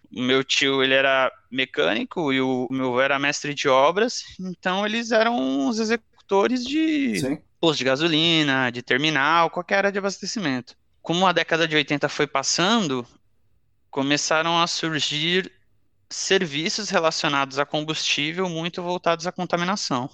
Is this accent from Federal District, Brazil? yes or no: no; Cubatão, São Paulo, Brazil; also born or lived in Santos; eu nasci, na verdade, em Santos, que é a cidade aqui do lado de Cubatão, mas cresci em Cubatão